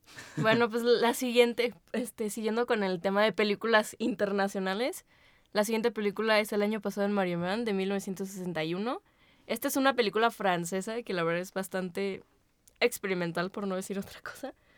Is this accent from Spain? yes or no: no; Mexico